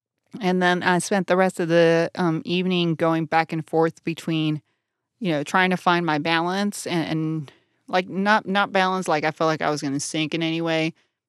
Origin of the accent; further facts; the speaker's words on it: Brownsville, Texas, United States; I grew up at South in Brownsville, deep South Texas.